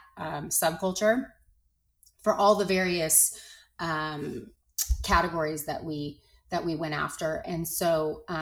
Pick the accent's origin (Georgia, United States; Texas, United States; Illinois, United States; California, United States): California, United States; Los Angeles; I grew up in Los Angeles in the 80s